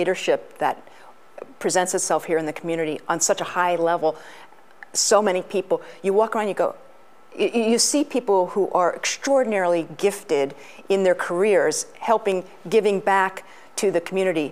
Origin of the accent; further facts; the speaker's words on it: Pittsburgh, Pennsylvania, United States; moved away as an adult; also born or lived in California; now in Gettysburg, United States; I was born in Pittsburgh